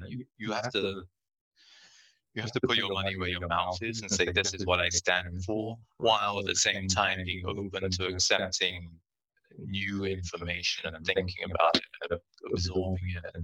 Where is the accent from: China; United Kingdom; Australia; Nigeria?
United Kingdom; England; moved away; I grew up in England